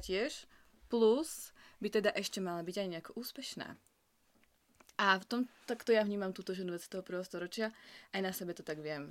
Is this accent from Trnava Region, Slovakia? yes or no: no; Michalovce, Košice Region, Slovakia; moved away as an adult; also born or lived in Bratislava; now in Prague, Czech Republic; ja som z Michalviec a študovala som v Bratislave na vysokej škole